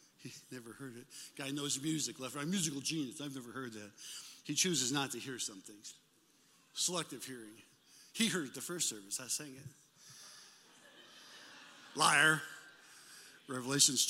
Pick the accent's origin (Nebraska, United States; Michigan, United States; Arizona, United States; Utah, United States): Nebraska, United States; Omaha; Jane and I, we grew up in Omaha, Nebraska